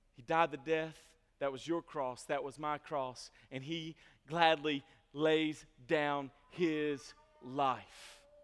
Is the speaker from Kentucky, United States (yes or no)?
yes; Franklin, Kentucky, United States; I grew up in Franklin, Kentucky